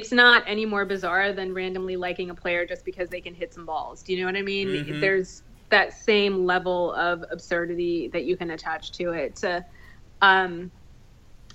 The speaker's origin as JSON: {"language": "English", "country": "India", "said": "I'm Indian"}